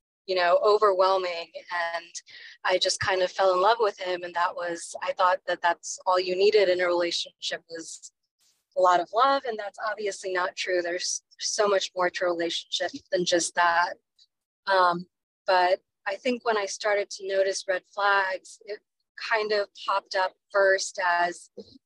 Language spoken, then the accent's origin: English; Richmond, Virginia, United States; I was born and raised in Richmond, Virginia.